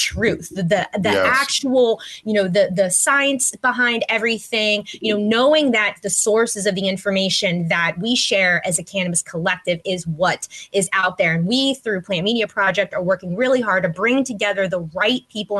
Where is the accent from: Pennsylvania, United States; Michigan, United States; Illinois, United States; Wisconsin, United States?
Pennsylvania, United States; Pittsburgh; I'm from Pittsburgh, so we love our sports here